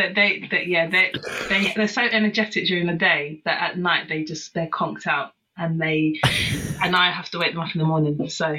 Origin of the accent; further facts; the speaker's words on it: Croydon, London, United Kingdom; So not far at all from where I was born and bred. So always been a Croydoner.